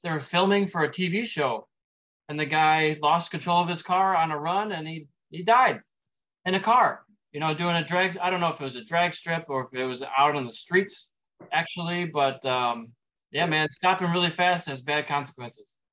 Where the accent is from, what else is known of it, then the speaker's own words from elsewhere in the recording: Dearborn Heights, Michigan, United States; also born or lived in Roseville, Michigan / Pontiac, Michigan; now in Sterling Heights, United States; I grew up in Dearborn Heights, so about 45 minutes away.